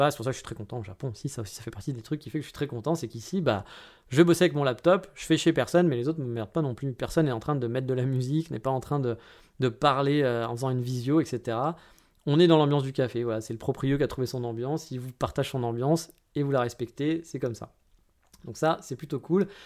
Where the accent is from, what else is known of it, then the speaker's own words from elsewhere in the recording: France; mais eh, je suis français, hein, eh, c'est normal